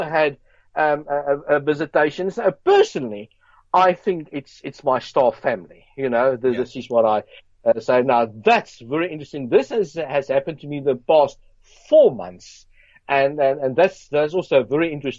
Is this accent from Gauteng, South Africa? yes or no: yes; Johannesburg, Gauteng, South Africa; I grew up in South Africa, Johannesburg, Brixton